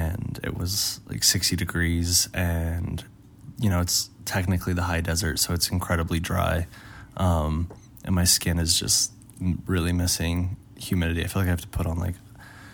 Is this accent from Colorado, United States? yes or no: yes; Aurora, Colorado, United States; where I grew up in Aurora